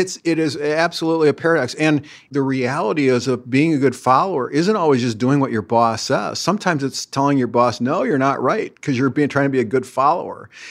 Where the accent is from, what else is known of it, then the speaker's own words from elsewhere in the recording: Minneapolis–Saint Paul, Minnesota, United States; I grew up right here in the Twin Cities